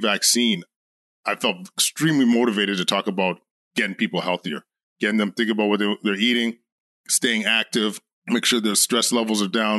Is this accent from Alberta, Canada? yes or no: yes; Edmonton, Alberta, Canada; moved away as an adult; now in Ottawa, Canada; Born and raised in Edmonton